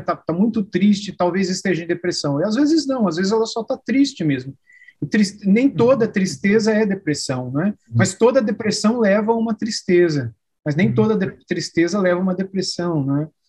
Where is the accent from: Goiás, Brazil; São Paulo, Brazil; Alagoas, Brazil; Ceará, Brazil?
São Paulo, Brazil; Araraquara; Eu sou do estado de São Paulo, numa cidade